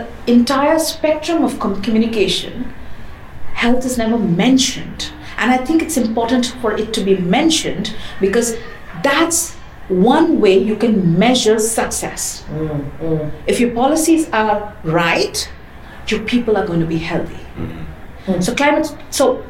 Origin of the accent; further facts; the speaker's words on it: India; I come from the Global South. I come from India